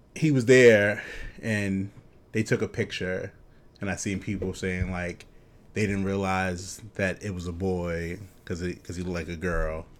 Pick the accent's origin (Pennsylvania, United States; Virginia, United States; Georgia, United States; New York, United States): New York, United States; growing up in New York